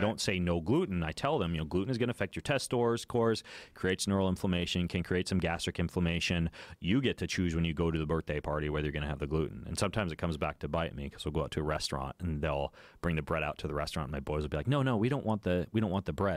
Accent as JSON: {"language": "English", "region": "Idaho", "country": "United States", "tie": "born or raised there", "said": "I grew up in Lucid, Idaho"}